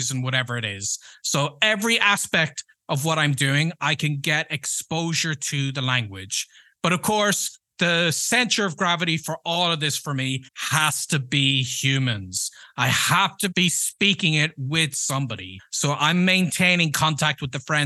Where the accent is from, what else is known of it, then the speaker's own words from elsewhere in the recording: Ireland; first language English; moved away; also born or lived in United States; We don't have that in Ireland